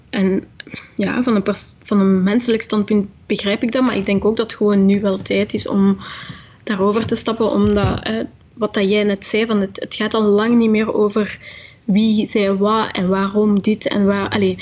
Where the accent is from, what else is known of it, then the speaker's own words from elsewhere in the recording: Belgium; omdat ik mezelf ook gewoon als Belg beschouw. Ik was vier toen ik hier kwam, ik heb niks anders gekend.